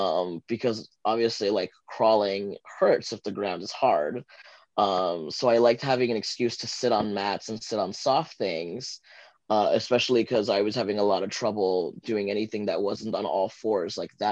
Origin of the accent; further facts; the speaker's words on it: Santa Ana, El Salvador; born there; moved away; I am a transgender fluid immigrant from El Salvador. I was born in Santa Ana.